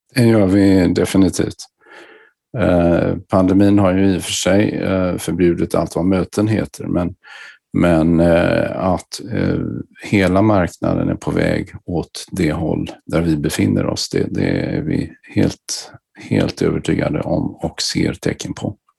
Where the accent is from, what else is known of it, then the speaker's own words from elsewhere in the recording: Gothenburg, Västra Götaland, Sweden; min bakgrund är att jag kommer från Göteborg.